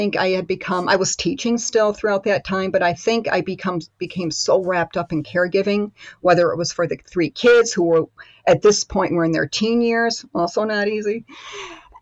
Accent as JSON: {"language": "English", "town": "Rochester", "region": "New York", "country": "United States", "tie": "born or raised there", "moved": "yes", "lives_now": "Germany", "said": "I grew up in upstate New York. So just outside of Rochester."}